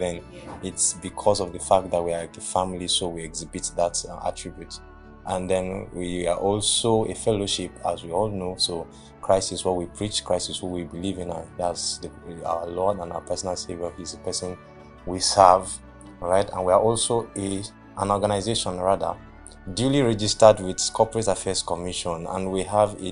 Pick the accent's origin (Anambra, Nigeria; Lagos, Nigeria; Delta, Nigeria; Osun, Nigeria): Anambra, Nigeria; also born or lived in Bauchi; now in Kwara, Nigeria; And I'm from Anambra State. I studied at Abubakar Tafawa Balewa University, Bauchi, and I studied applied zoology.